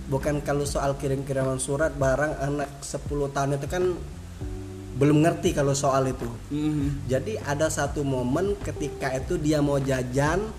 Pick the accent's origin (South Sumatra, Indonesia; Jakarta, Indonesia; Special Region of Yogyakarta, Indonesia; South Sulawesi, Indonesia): South Sumatra, Indonesia; Palembang; saya ini kan dari Palembang ya Sumatera Selatan. Hmm. Jadi permainan di Palembang itu ada yang namanya permainan buah apa kamu sukai itu.